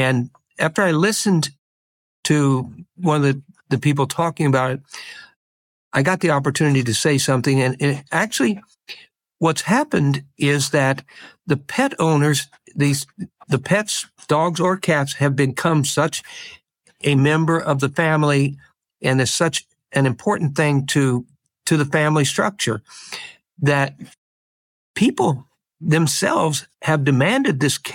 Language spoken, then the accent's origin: English; Midwest, United States; now in Bay Area, United States; where I grew up in the Midwest on the farm